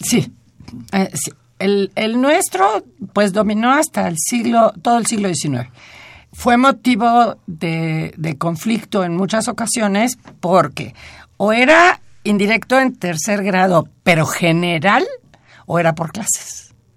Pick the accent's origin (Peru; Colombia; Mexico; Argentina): Mexico; como mexicana y como lectora